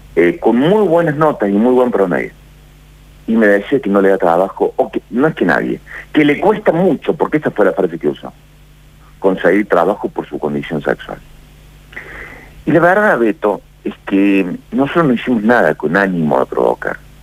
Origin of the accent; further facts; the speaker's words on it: Argentina; Yo soy argentino